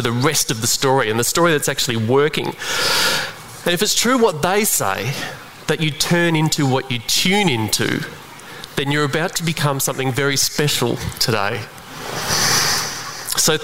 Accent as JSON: {"language": "English", "region": "Western Australia", "country": "Australia", "said": "in Broome, by the way, in my home state."}